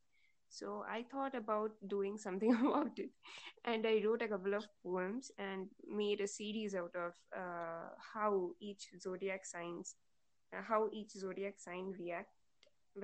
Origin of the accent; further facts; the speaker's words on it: West Bengal, India; first language Bengali; English is a second language; I'm from West Bengal, so I'm a Bengali, and my mother language is Bangla